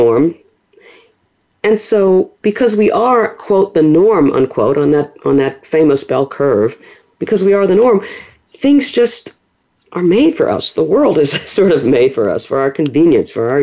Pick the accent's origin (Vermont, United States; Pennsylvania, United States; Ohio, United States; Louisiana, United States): Louisiana, United States; New Orleans; I was born and raised in the Deep South. I'm a native of New Orleans